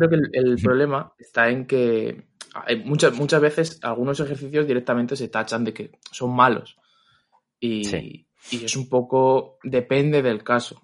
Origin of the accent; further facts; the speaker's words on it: Madrid, Community of Madrid, Spain; soy de Madrid